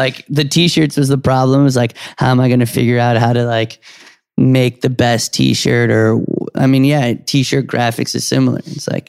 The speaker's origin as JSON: {"language": "English", "town": "New York City", "region": "New York", "country": "United States", "tie": "born or raised there", "said": "And I grew up on Canal Street."}